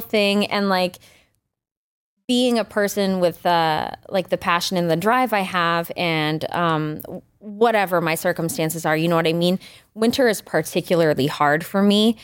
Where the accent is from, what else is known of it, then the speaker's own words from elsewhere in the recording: Richmond, Maine, United States; also born or lived in Greater Portland area, Maine; I'm from Richmond, Maine originally, which is like super small town, rural Maine, you know, graduating class of thirty people